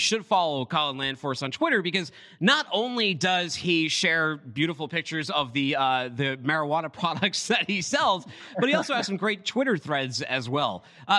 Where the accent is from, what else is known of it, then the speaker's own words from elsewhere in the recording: Boston, Massachusetts, United States; I'm from Boston and they have recreational marijuana there.